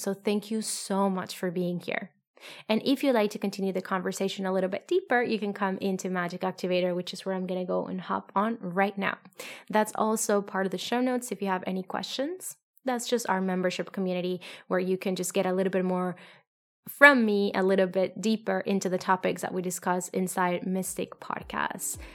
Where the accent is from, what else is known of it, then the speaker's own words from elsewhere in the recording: Colombia; moved away; I come from, I'm from Colombia